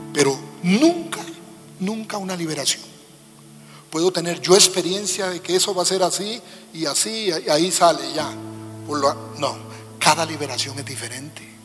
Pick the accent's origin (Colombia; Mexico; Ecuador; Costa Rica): Costa Rica; nuestras iglesias de pico y pala, decimos en mi país